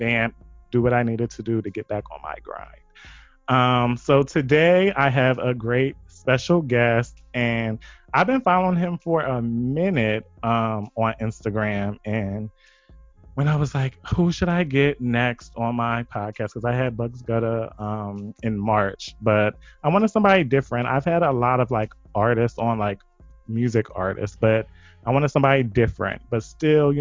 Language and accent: English; Wilmington, Delaware, United States; I'm born and raised in Wilmington, and I just went to Del State for college